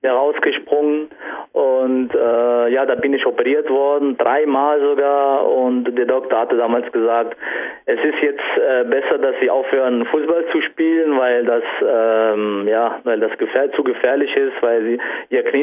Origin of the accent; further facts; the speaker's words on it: Saarlouis, Saarland, Germany; also ich komme aus Saarland, äh, ganz genau Saarlouis